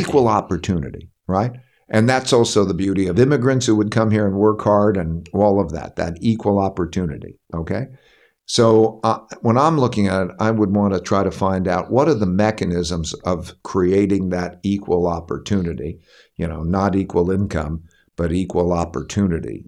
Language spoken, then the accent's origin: English; Connecticut, United States; I'm from Connecticut